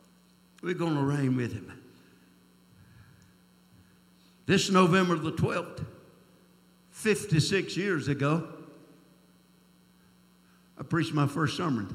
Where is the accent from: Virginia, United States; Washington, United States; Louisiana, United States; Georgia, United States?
Georgia, United States; South; born or raised there